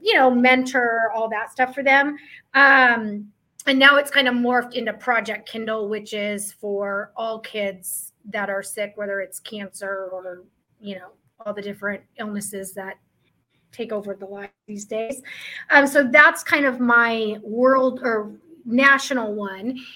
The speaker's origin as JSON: {"language": "English", "region": "Midwest", "country": "United States", "moved": "yes", "lives_now": "Arizona, United States", "said": "I am from the Midwest"}